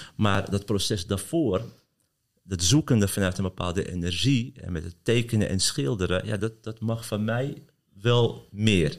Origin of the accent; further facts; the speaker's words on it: Amsterdam, North Holland, Netherlands; ik ben geboren Amsterdammer en ik kom uit Kattenburg